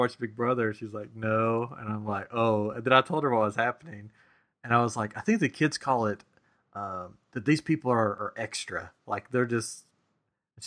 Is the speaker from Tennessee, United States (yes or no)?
yes; Tennessee, United States; accent: Tennessee; my Tennessee accent